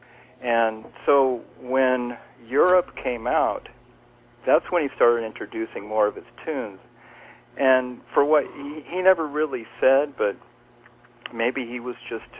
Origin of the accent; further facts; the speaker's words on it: Kansas City, Missouri, United States; moved away as an adult; also born or lived in Bay Area, California / Los Angeles / New York; I grew up in Kansas City. Yeah, and I moved from Kansas City, actually it was 30 years ago